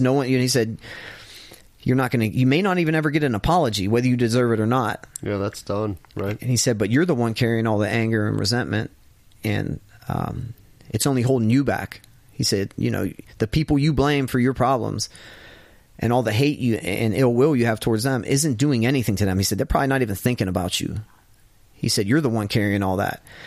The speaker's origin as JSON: {"language": "English", "area": "Ravine", "region": "Pennsylvania", "country": "United States", "said": "I was from Ravine"}